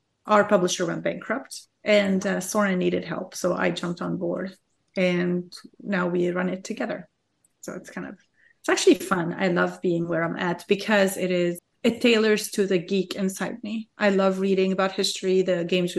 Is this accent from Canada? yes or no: no; Lebanon; English is a second language; moved away; So in Lebanon, we learn how to speak French while learning how to speak Arabic and learning how to speak Lebanese at the same time.